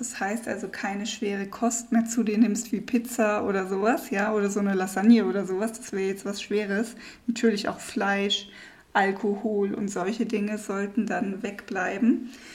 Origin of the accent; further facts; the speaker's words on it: Germany; moved away; als Deutsche